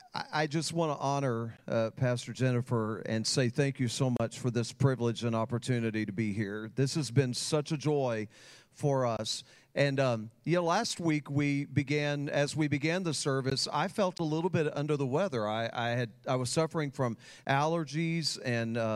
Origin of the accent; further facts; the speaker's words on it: Texas, United States; I grew up in Texas